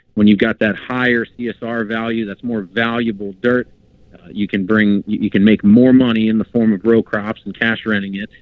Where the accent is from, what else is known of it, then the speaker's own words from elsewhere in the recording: Pennsylvania, United States; growing up in Pennsylvania, my parents had and they they still have a cabin in northern PA